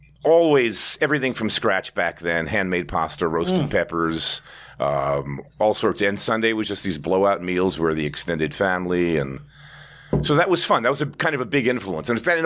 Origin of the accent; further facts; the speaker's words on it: Philadelphia, Pennsylvania, United States; My grandmom on my mom's side and her husband lived not far from us in West Philly.